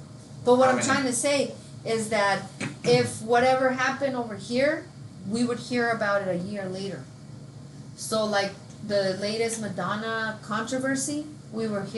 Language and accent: English; Mexico; now in United States; I grew up in Mexico, so I don't. This is different now because I've been here for so long. But I remember being over there.